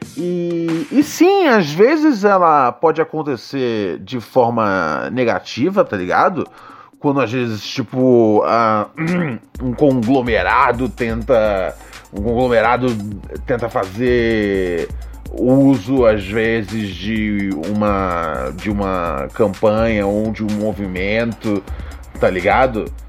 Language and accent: Portuguese; Brazil; eu sou brasileiro